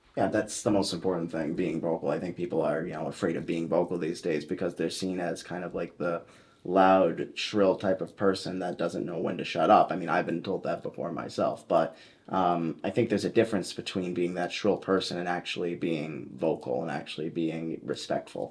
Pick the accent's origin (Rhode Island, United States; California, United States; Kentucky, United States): Rhode Island, United States; Coventry; I was born in Coventry, Rhode Island